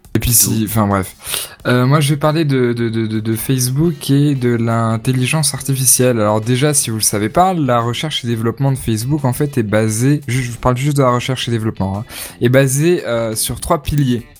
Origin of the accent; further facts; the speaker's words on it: France; On est français